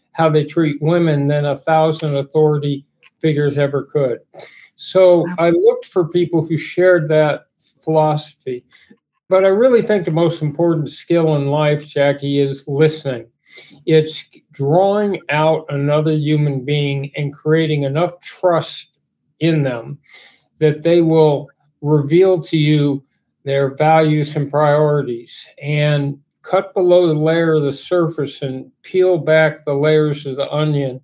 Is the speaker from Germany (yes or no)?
no; Los Angeles, California, United States; I grew up in Los Angeles